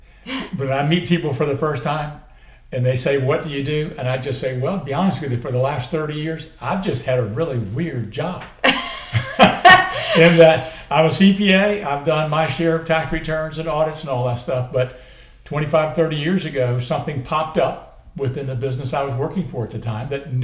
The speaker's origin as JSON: {"language": "English", "town": "Colonial Beach", "region": "Virginia", "country": "United States", "said": "So I'm literally from Colonial Beach, which is all the way on the other side of the state, on the near Fredericksburg on the Potomac River"}